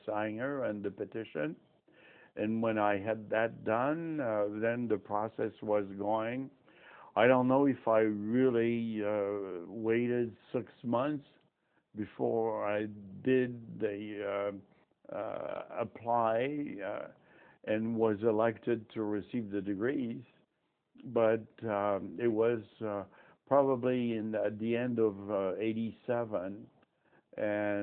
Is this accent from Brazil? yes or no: no; France; first language French; English is a second language; moved away as an adult; now in Tucson, United States; I grew up in France